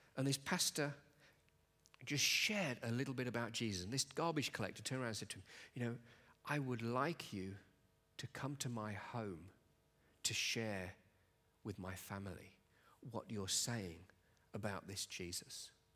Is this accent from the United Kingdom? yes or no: yes; Nottingham, East Midlands, United Kingdom; moved away as an adult; now in Glasgow, United Kingdom; I come from uh, a town, a city in England called Nottingham.